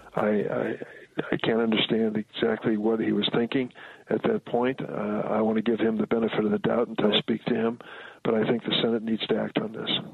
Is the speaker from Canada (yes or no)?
yes; Canada; now in Ukraine; I come from Canada